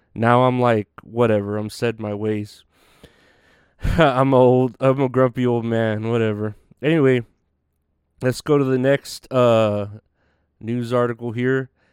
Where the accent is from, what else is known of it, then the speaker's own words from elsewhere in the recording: Uvalde, Texas, United States; moved away; my hometown in in Uvalde